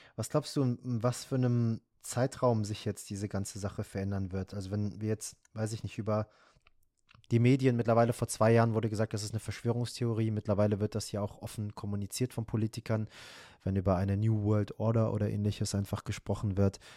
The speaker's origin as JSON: {"language": "German", "country": "Iran", "moved": "yes", "said": "von meinem Herkunftsland sprechen, also Iran"}